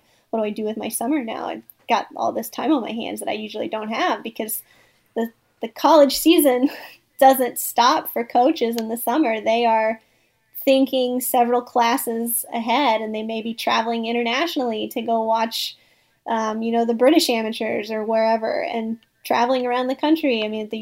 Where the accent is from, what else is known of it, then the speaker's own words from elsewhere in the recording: Northeast Missouri, United States; now in Cocoa Beach, United States; I make the annual pilgrimage to Northeast Missouri every summer with my dog in the back seat to visit my hometown